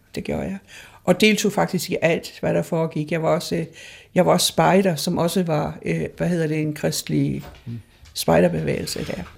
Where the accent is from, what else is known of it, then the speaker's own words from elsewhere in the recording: Hamburg, Germany; moved away; jeg er født i Hamburg jo, ja. under krigen